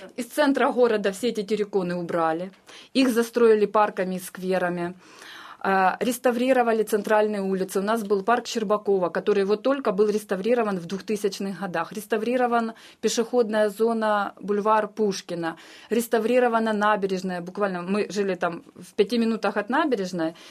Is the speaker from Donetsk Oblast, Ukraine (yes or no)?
yes; Donetsk, Donetsk Oblast, Ukraine; moved away as an adult; Я родилась в Донецке